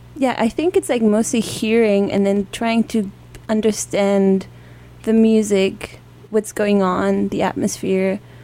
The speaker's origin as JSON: {"language": "English", "town": "Dortmund", "region": "North Rhine-Westphalia", "country": "Germany", "also_born_or_lived": "San Francisco", "said": "I come from Germany. Uh, right now, I don't come from Germany though, uh-huh. but um, I come from Dortmund, which is the city in the northwest of Germany."}